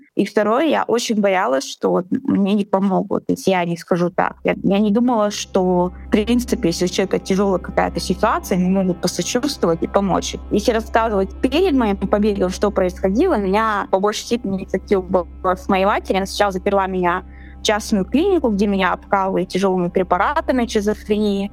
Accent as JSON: {"language": "Russian", "region": "Chechnya", "country": "Russia", "tie": "born or raised there", "moved": "yes", "said": "мне 25 лет, я из а, Чечни."}